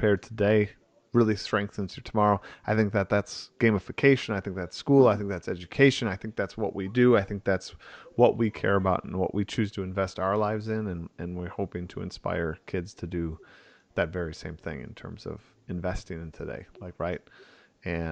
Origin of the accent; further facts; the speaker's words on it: Wisconsin, United States; growing up in Wisconsin